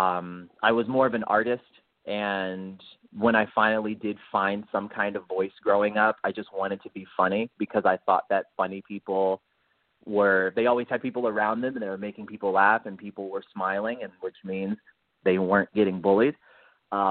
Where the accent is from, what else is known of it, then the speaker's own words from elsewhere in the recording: Detroit, Michigan, United States; moved away as an adult; now in California, United States; I was born and raised in Detroit, Michigan, and I moved out to California 8 years ago